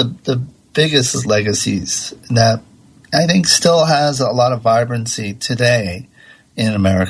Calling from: Santa Monica, California, United States; I'm calling from Santa Monica

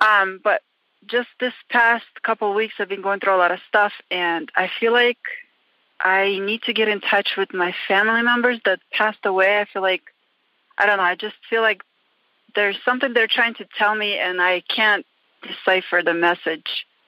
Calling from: Reno, Nevada, United States; So I'm calling from Reno again, Nevada.

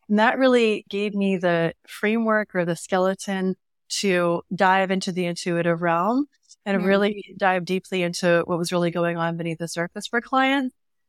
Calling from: San Diego, California, United States; I'm in North County, San Diego.

